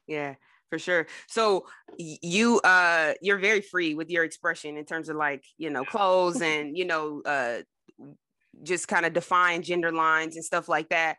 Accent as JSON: {"language": "English", "region": "New Jersey", "country": "United States", "tie": "born or raised there", "said": "I grew up in Jersey"}